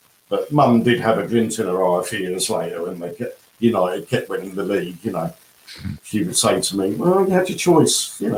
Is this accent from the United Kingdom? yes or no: yes; South East England, United Kingdom; born there; also born or lived in Norwich